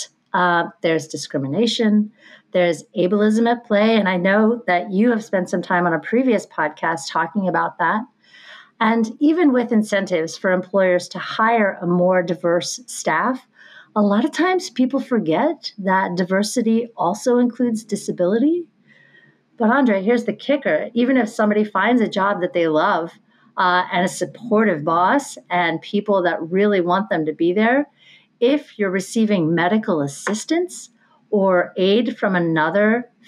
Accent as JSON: {"language": "English", "region": "Pennsylvania", "country": "United States", "said": "Pensy is my residency. I'm from Pennsylvania"}